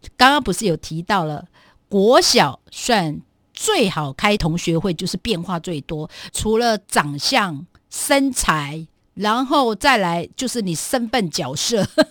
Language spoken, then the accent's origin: Chinese; Guangfu, Hualien County, Taiwan; 我部落，应该是说我的故乡，在小学，当时就只有我们家隔壁的那个学校，就整个光复乡啊